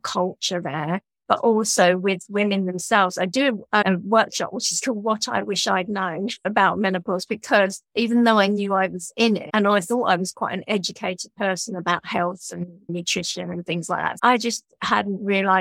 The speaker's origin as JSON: {"language": "English", "region": "London", "country": "United Kingdom", "tie": "born or raised there", "moved": "as an adult", "lives_now": "Brighton, United Kingdom", "said": "I grew up in London from a Jewish family"}